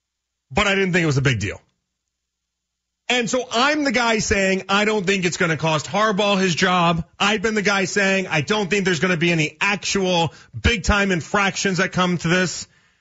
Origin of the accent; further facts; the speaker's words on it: Chicago, Illinois, United States; now in Ohio, United States; I'm from Chicago.